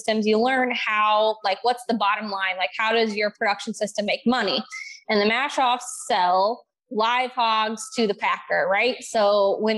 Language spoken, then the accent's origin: English; Southern Illinois, United States; I grew up in Southern Illinois